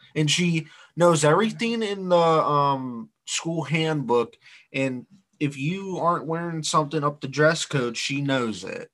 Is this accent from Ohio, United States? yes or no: yes; Ohio, United States; We're from Ohio